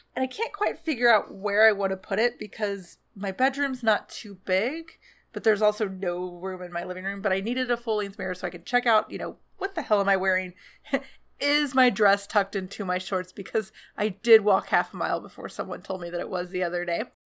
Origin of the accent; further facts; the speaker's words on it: Atlanta, Georgia, United States; Atlanta's my hometown